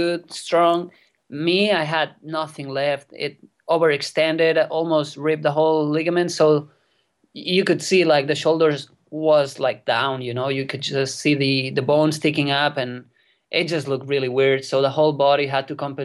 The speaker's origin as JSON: {"language": "English", "area": "near Barcelona", "region": "Catalonia", "country": "Spain", "tie": "born or raised there", "second_language": "English", "said": "I was born here in Spain in a place pretty close to Barcelona"}